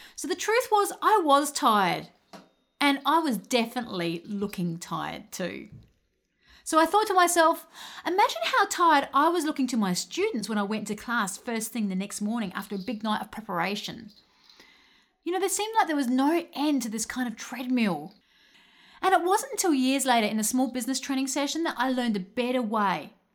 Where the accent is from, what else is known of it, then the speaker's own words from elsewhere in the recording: Adelaide, South Australia, Australia; I come from Adelaide, Australia